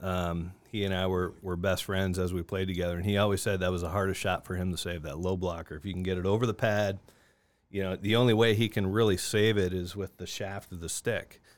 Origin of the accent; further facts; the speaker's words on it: Niagara Falls, Ontario, Canada; moved away as an adult; now in Augusta, United States; I grew up in Niagara Falls, Ontario